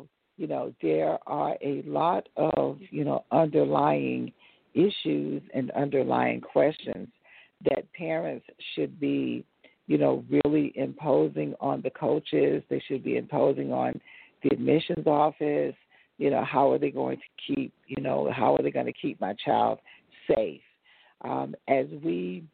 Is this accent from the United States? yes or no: yes; South Carolina, United States; now in Atlanta, United States; I'm originally from South Carolina